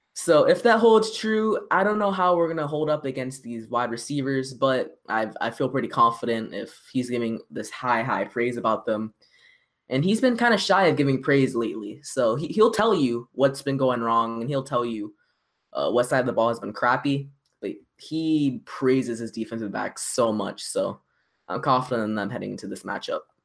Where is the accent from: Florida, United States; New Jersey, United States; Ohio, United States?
Florida, United States; Orlando; my hometown city